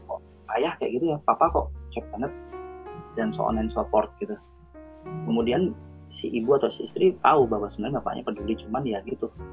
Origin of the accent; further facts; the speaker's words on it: Java, Indonesia; Saya sendiri juga orang Jawa